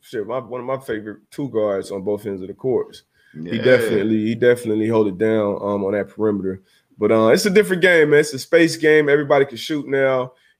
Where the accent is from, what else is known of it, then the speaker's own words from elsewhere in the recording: Miami, Florida, United States; I'm from Miami.